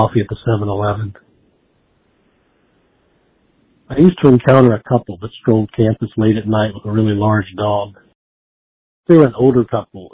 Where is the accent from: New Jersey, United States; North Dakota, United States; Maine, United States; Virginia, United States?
Virginia, United States; Giles County; moved away as an adult; now in Montgomery County, United States; I'm originally from Giles, and I currently live in Montgomery